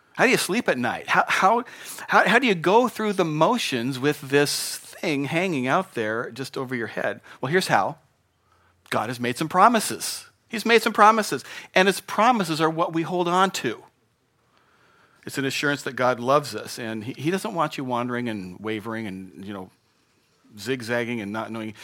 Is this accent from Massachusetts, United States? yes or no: no; Spokane, Washington, United States; moved away; I grew up in Spokane, and, um, the winters there were a little different than here